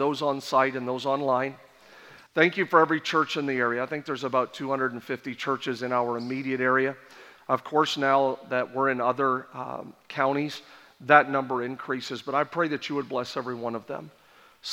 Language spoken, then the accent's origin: English; Canada; born and raised in Canada